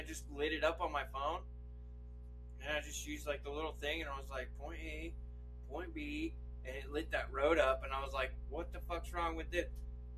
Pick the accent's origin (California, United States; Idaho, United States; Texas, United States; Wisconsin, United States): Idaho, United States; I'm from Idaho. All we do is pee right out the car door.